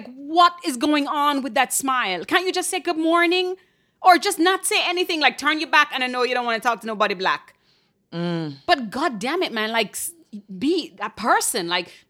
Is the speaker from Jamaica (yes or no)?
yes; Jamaica; moved away; When I came here from Jamaica, and people would do this like slightly pressed, pursed lip that kind of looks like a smile